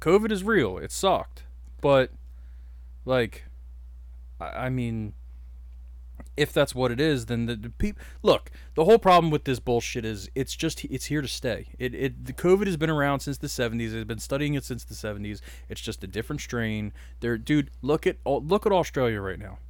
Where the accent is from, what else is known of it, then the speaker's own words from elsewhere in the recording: Delaware County, Pennsylvania, United States; we're two dudes from Delco